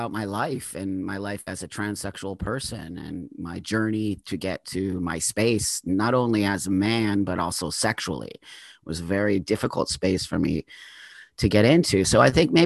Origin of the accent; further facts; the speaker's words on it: Los Angeles, California, United States; I grew up in the San Fernando Valley in Southern California